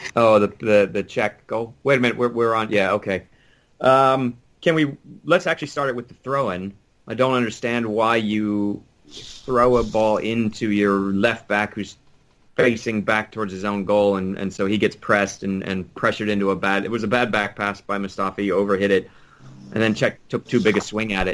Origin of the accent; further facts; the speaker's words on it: United States; as an American